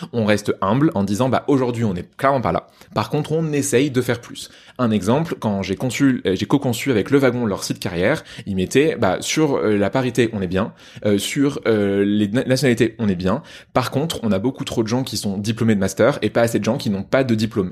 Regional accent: Poitiers, Nouvelle-Aquitaine, France; on dit Pictavien, merci, et je te permets pas de te moquer de ma ville natale

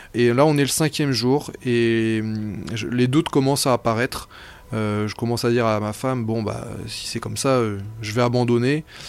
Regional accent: Brittany, France; moved away; je suis breton d'origine

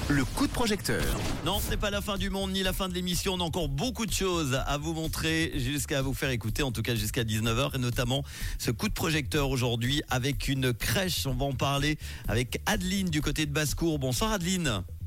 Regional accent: Switzerland; chez nous en Suisse

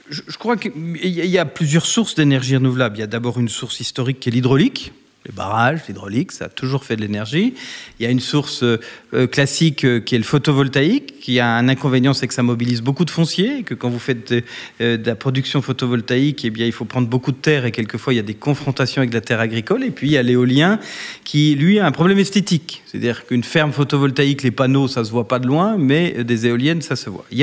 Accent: Bourgogne-Franche-Comté, France; now in Paris, France

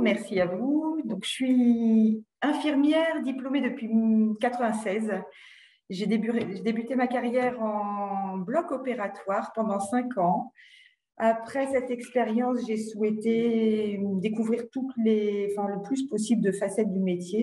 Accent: Hauts-de-France, France; j'étais donc du Valenciennois

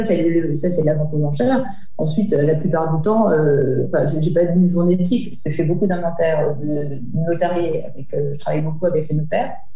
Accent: Lyon, Auvergne-Rhône-Alpes, France; je suis lyonnaise, donc j'ai passé mon bac

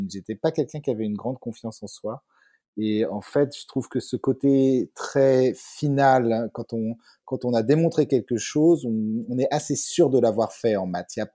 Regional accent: Bures-sur-Yvette, Île-de-France, France; moved away as an adult; also born or lived in Paris; now in Geneva, Switzerland; je, viens de, la région parisienne. Euh, j'ai été élevé euh, aux Ulysses et à Bure-sur-Yvette, donc dans la vallée de Chevreuse, tout au bout du RERP, Et, euh, mais par contre, j'ai fait mon, mon, lycée en fait à Louis-le-Grand en plein centre de Paris.

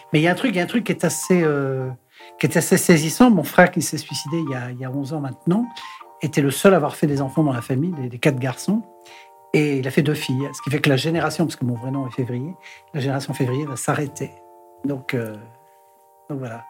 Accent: Paris, Île-de-France, France; also born or lived in Brittany; pour la famille, euh, je suis un Parisien, je suis pas un Breton.

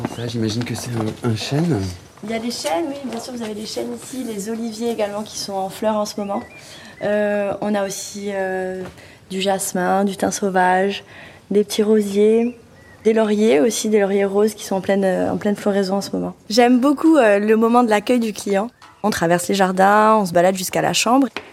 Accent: Corbara, Balagne, Corsica, France; Je suis une enfant du pays, effectivement. J'habite euh, dans le village de Corbar, qui est à 15 petites minutes d'ici. Je suis très proche de ma région, de mon île

